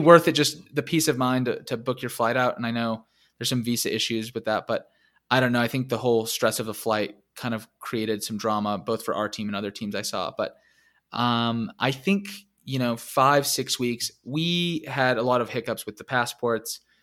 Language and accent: English; United States; being American